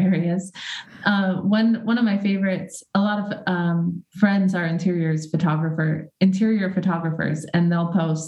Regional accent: Boise, Idaho, United States; now in California, United States; I grew up in Idaho

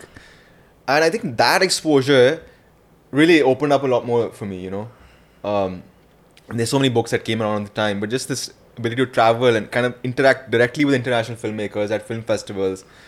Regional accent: India; I'm this Indian guy who's come

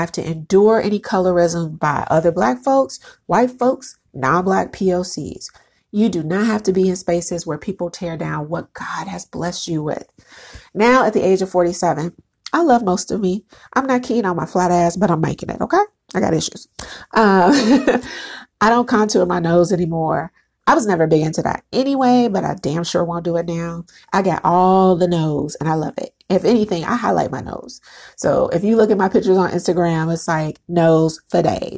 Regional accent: Chicago, Illinois, United States; On the south side of Chicago, I grew up seeing beautiful Black men and women

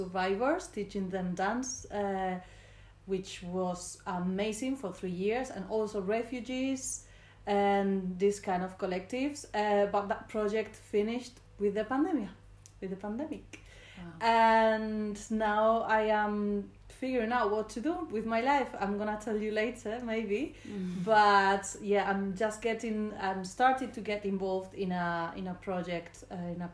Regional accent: Spain; English is a second language; moved away as an adult; now in London, United Kingdom; I'm from Spain

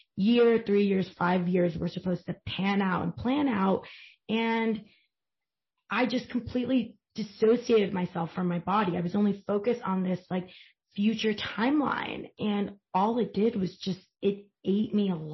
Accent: Long Island, New York, United States; you're from Long Island, as am

